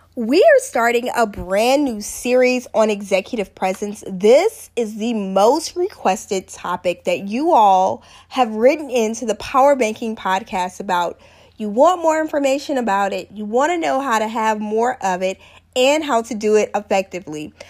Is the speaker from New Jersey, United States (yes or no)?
no; South Louisiana, United States; I'm from South Louisiana. When I was growing up, my great grandmother called this this thing couth